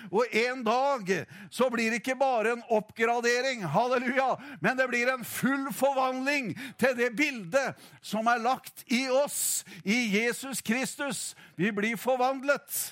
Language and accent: Norwegian; Notodden, Telemark, Norway; moved away; hjemveien Notodden, der jeg kommer ifra.